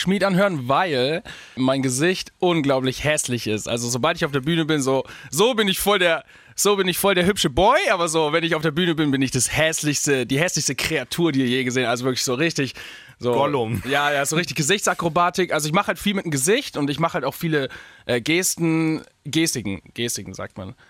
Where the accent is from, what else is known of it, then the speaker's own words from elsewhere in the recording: Augsburg, Bavaria, Germany; ich komme ja aus Augsburg, also wirklich aus Süden